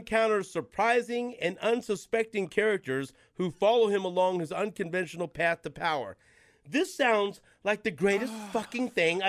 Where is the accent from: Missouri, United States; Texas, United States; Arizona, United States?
Missouri, United States; Kansas City; You know how much I love my hometown of Kansas City. You know that my dad had ties to the Kansas City mob.